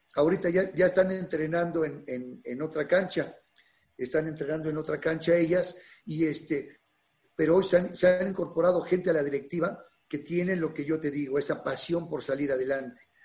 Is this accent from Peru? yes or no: no; Mexico City, Mexico; also born or lived in Ciudad Nezahualcóyotl, Mexico; yo viví en Ciudad Neza, mis papás en Iztapalapa, nací en las Granjas México y la secundaria la hice en Iztapalapa